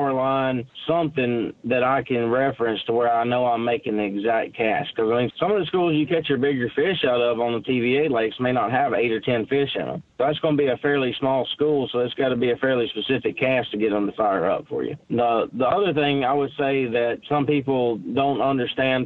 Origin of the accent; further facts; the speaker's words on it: Lake Chickamauga, Tennessee, United States; I grew up on Lake Chickamauga. That's my home lake